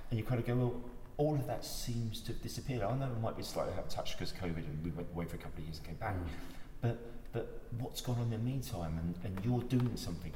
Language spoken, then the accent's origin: English; London, United Kingdom; moved away as an adult; now in Chippenham, United Kingdom; I grew up in Notting Hill